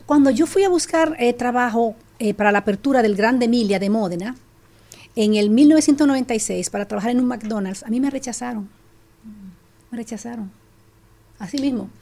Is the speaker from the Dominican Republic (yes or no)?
yes; Dominican Republic; moved away as an adult; also born or lived in La Romana, Dominican Republic / Italy / Switzerland / Germany; now in Netherlands; yo nací y crecí en República Dominicana, muy aplatanada